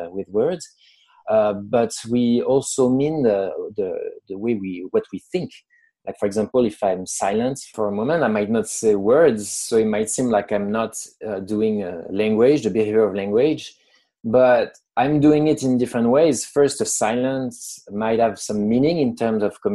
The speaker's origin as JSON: {"language": "English", "country": "France", "tie": "born or raised there", "accent": "French", "second_language": "English", "moved": "as an adult", "lives_now": "United States", "said": "I'm French. I was born in France. I've lived in the US for almost 10 years now"}